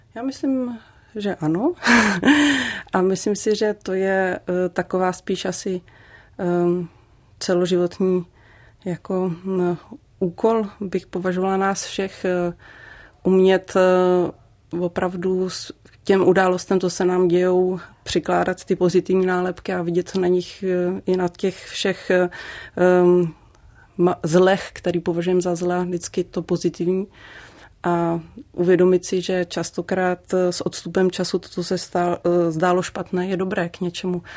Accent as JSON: {"language": "Czech", "region": "Liberec Region", "country": "Czechia", "tie": "born or raised there", "also_born_or_lived": "Prague", "said": "ačkoliv jsem se narodila v Praze, tak tady ten kraj jsem vždycky považovala za svůj domov"}